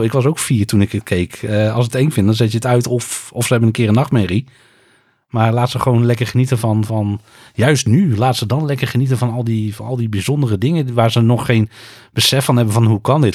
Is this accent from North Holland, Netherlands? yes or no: no; North Brabant, Netherlands; also born or lived in Utrecht; ik ben een import Brabander. Ik ben geboren in Utrecht, maar ik woon al bijna mijn hele leven in Brabant.